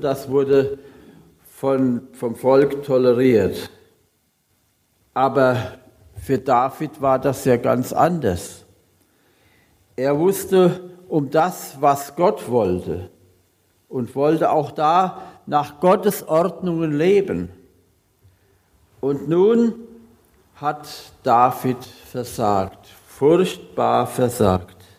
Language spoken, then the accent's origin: German; Hunsrück, Bad Kreuznach district, Rhineland-Palatinate, Germany; moved away; Ich komme oder ich bin gebürtig aus dem Hunsrück, also Kreis Kreuznach